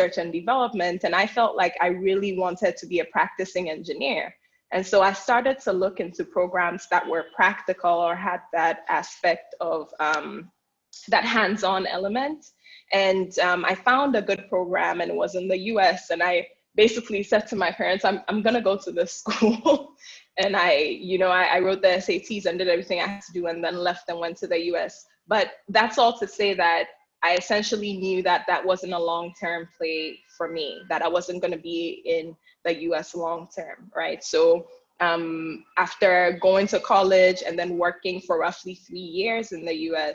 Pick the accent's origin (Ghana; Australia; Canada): Ghana; moved away as an adult; also born or lived in United States; I'm originally from Ghana, and I moved back to Ghana in 2014 after being in the US for roughly 7 years.